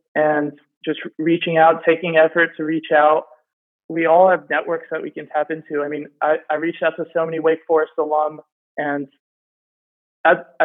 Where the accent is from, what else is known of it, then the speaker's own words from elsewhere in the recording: the DC area, Maryland, United States; I'm from Maryland, the DC area